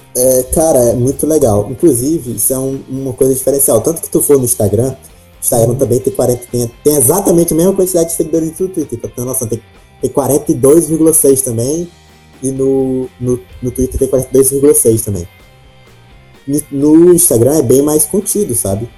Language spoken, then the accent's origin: Portuguese; Parnaíba, Piauí, Brazil; eu sou da cidade de Parnaíba, que é um pouco mais em cima, é, no litoral, mas também é na, na parte norte do Piauí.